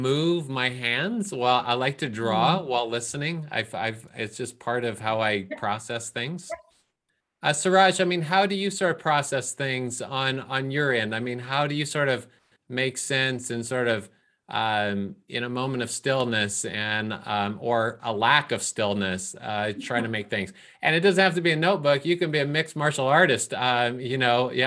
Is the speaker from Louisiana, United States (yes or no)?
no; Bay Area, California, United States; also born or lived in India; I grew up in the Bay Area